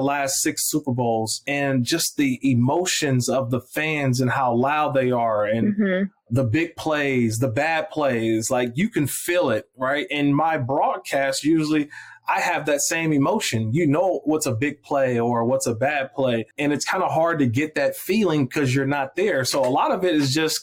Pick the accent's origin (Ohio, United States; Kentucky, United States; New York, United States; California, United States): California, United States; Oakland; I'm born and raised in Oakland, California.